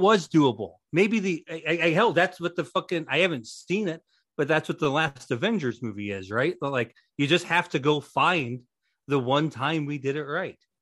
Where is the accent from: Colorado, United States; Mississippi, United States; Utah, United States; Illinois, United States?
Illinois, United States; Western; I am from Western Illinois